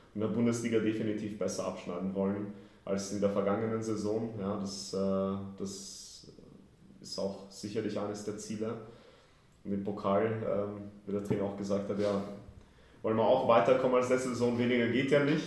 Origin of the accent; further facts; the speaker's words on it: Vienna, Austria; moved away as an adult; also born or lived in Kraków, Poland; now in Frankfurt, Germany; Aber ich bin schon im Alter von zwei nach Wien gezogen mit der Familie damals habe da über 30 Jahre gelebt